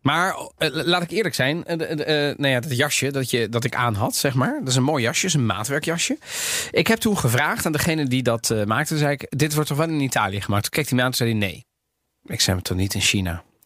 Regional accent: Netherlands; also born or lived in Sardinia (family origin); Ik ben opgegroeid in Nederland

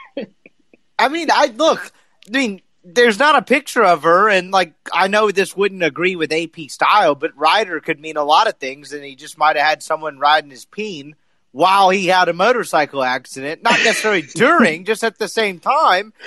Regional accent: the South, United States; I'm from the South

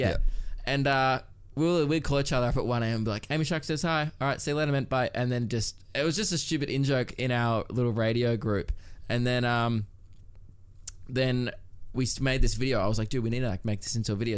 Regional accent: Melbourne, Victoria, Australia; growing up in Melbourne

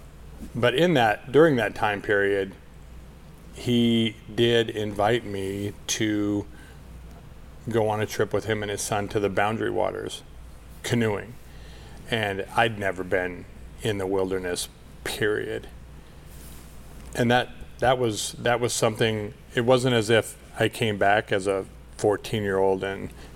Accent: Burlington, United States; moved away; also born or lived in Minneapolis; I grew up in Burlington, and we moved there

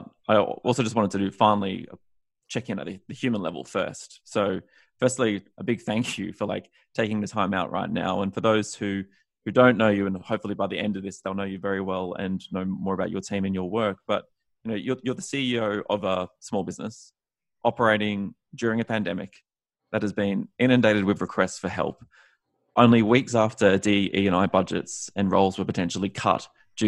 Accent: Australia; moved away as an adult; now in United States; growing up in Australia, it was just like a very different experience

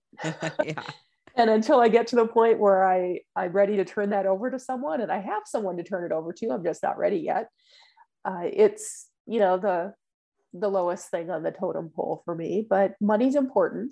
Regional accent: Minnesota, United States; also born or lived in Florida / Texas; now in Indiana, United States; I'm originally from Minnesota

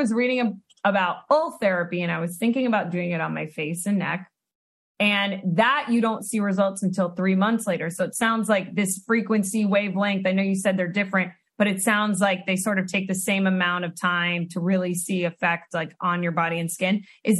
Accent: Florida, United States; I'm from Florida. I'm like the strip mall.

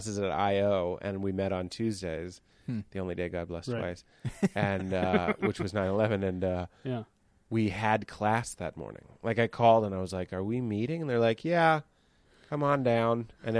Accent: Boston, Massachusetts, United States; moved away; also born or lived in Chicago; I'm from Boston

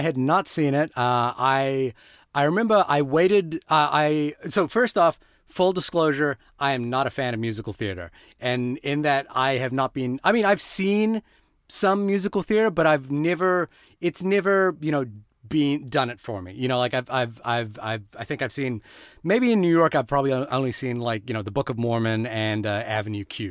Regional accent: India; I'm Indian

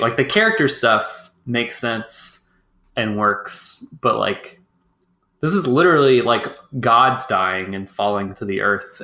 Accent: Texas, United States; I'm from Texas

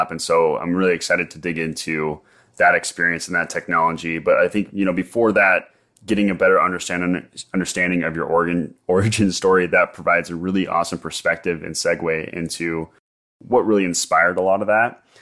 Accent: Portland, Oregon, United States; Well, I'm from Portland, so.

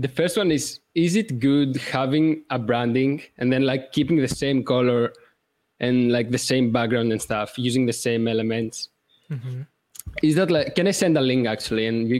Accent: Greece; First of all, I don't have the accent. I'm from Greece and my accent is kind of not the best.

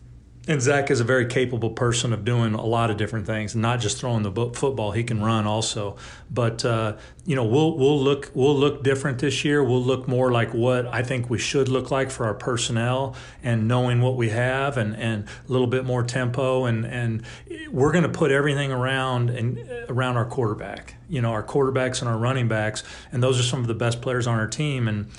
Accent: California, United States; also born or lived in Pine Bluff, Arkansas; I was a baseball player my entire life growing up. We moved back to California from Pine Bluff, Arkansas, which I spent

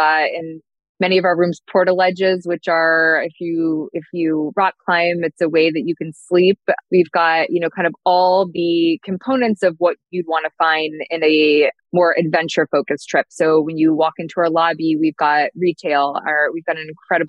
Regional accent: Chicago, Illinois, United States; growing up in Chicago

